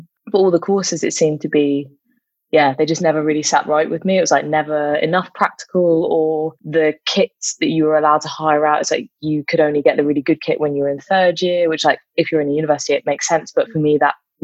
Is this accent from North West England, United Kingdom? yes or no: no; London, United Kingdom; I grew up in London